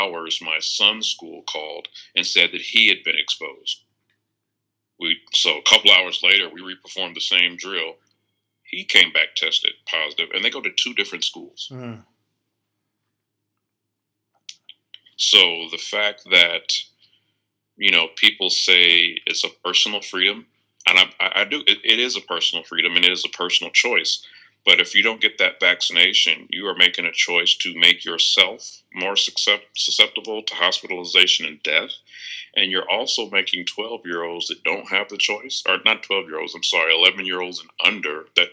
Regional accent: Tallahassee, Florida, United States; moved away as an adult; now in Tampa, United States; From the northern part, Tallahassee, migrated down to Tampa, been in the Tampa Bay area for, oh my gosh, probably about 15 years now

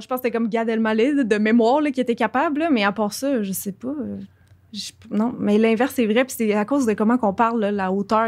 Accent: Quebec, Canada; accent: Québécois; j'ai un accent québécois

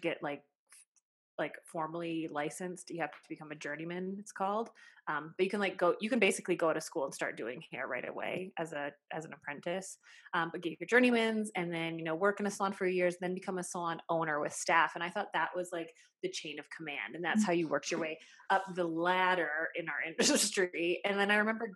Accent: Saskatchewan, Canada; I was brought up in a small town on the prairies, like in basically the armpit of Canada, we call it. It's Saskatchewan.

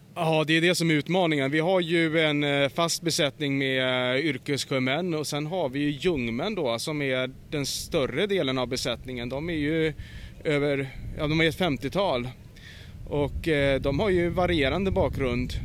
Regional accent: Stockholm archipelago, Stockholm County, Sweden; i skärgården då, där jag är uppvuxen, i, i Stockholms skärgård.

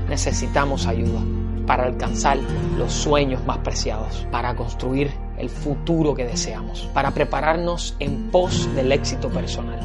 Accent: Cuba; moved away; mi patria, a mi tierra, a mi Cuba

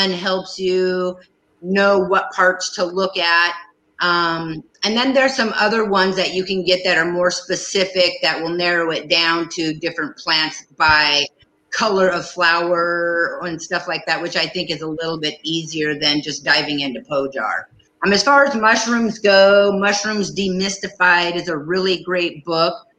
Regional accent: Prince of Wales Island, Alaska, United States; moved away as an adult; also born or lived in Saxman, Alaska; I grew up in the Haida village with the Kaigani people on Prince of Wales Island

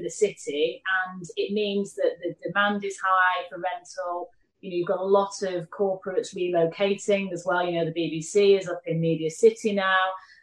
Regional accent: Manchester, North West England, United Kingdom; accent: Mancunian; now in London, United Kingdom; Manchester, where I'm from

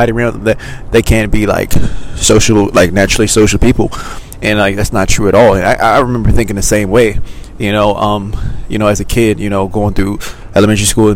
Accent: Maryland, United States; moved away as an adult; now in Los Angeles, United States; I grew up in Maryland, and now we've moved

